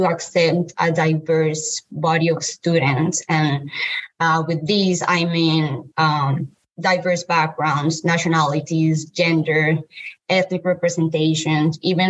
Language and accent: English; Colombia; moved away as an adult; now in United States; I am from Colombia. I'm a female. I'm a Latina.